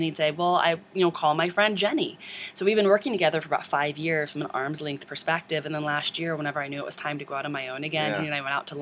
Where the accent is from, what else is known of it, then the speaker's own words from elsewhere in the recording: Japan, Missouri, United States; also born or lived in Seattle; now in St. Louis, United States; I'm from St. Louis originally, but like an hour outside of St. Louis, a little farm town.